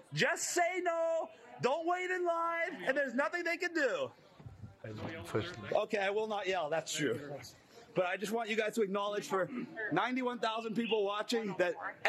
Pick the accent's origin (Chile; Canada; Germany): Canada; I'm also a Canadian citizen